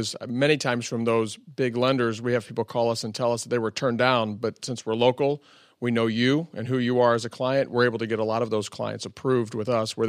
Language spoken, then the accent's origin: English; Sullivan, Missouri, United States; we grew up in between Sullivan and another town. We grew up in the country out that way, but I went to high school there.